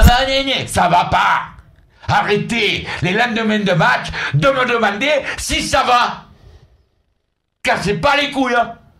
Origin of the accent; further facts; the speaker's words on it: Senegal; on est tous des Sénégalais